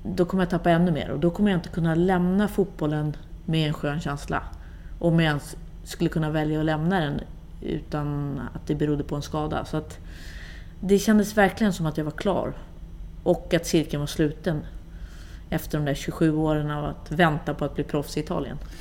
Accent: Sweden; also born or lived in Gothenburg, Sweden / Rosengård, Malmö, Sweden / Italy

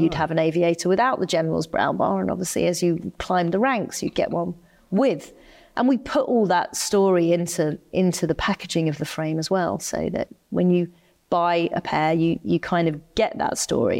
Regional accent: United Kingdom; I'm staunchly British. I'd never live anywhere else, you know, I, I love being a Brit

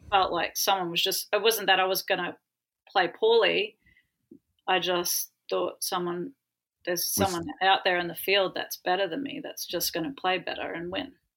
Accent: Ayr, Queensland, Australia; growing up in Australia

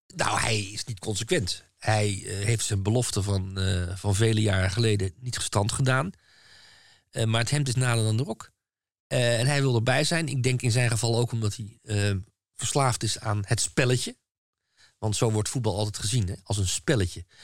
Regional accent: Netherlands; als Nederlander

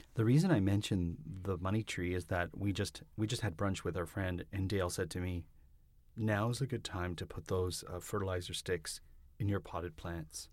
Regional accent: Toronto, Ontario, Canada; I'm from Toronto 'cause I said leaves

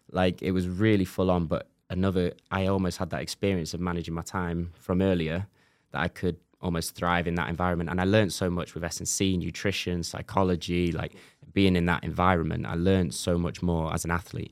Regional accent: Macclesfield, North West England, United Kingdom; moved away as an adult; growing up in Macclesfield, northwest of England, lot of rain, lot of mud.

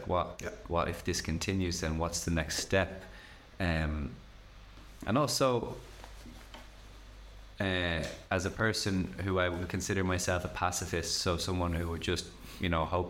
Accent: Ireland; born or raised there

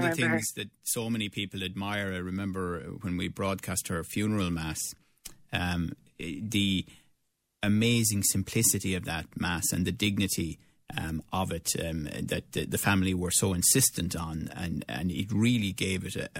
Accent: Limerick, Munster, Ireland; they were going, "Where are you from in Ireland?" Whatever. And I said, "Limerick."

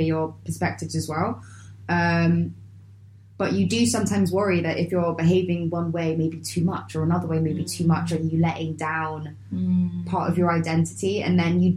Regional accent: London, United Kingdom; I grew up in Lambeth

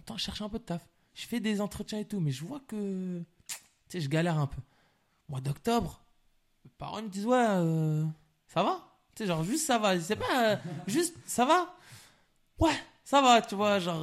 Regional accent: La Courneuve, Île-de-France, France; je suis de la Courneuve

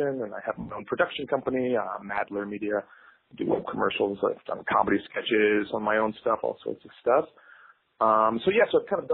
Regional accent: Israel; I'm calling from Tel Aviv

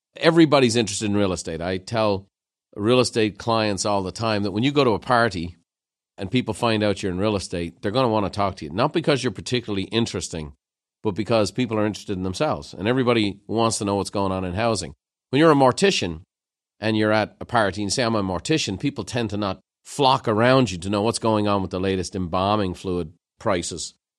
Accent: Dublin, Leinster, Ireland; moved away; growing up in Dublin

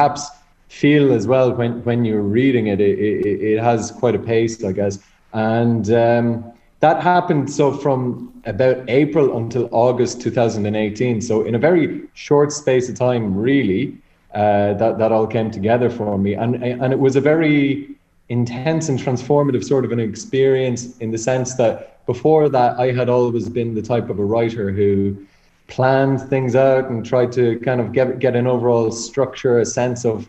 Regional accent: Dundalk, County Louth, Ireland; I'm from Dundalk

